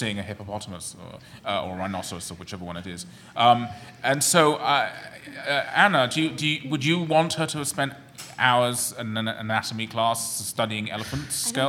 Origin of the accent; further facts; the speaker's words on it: United Kingdom; now in New York, United States; because I'm British